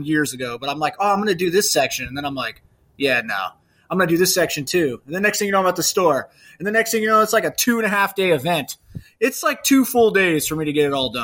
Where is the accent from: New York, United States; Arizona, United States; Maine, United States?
Arizona, United States; Lake Havasu City; moved away; also born or lived in South Gate, California; that's my hometown where I grew up